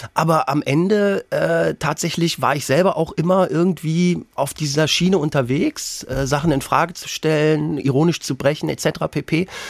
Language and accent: German; Lower Saxony, Germany; meine Kindheit auf dem Dorf in Niedersachsen